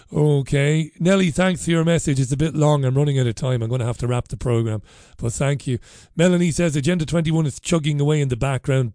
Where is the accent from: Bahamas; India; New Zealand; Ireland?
Ireland; moved away as an adult; now in United Kingdom; I came here because things were better for me, uh, here than they were in Ireland back when I first came here many, many years ago